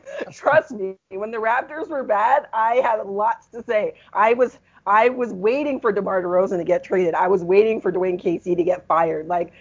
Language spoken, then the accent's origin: English; Jamaica; now in Toronto, Canada; I'm still from Jamaica, man. I was still born in Jamaica.